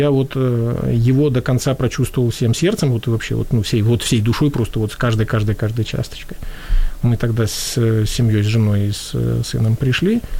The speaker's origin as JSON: {"language": "Russian", "country": "Latvia", "tie": "born or raised there", "said": "вот я рос в Латвии"}